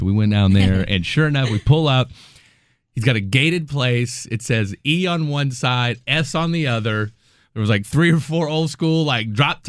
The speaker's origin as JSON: {"language": "English", "town": "Topeka", "region": "Kansas", "country": "United States", "tie": "born or raised there", "said": "which happened in my hometown, by the way. I'm from Topeka, Kansas"}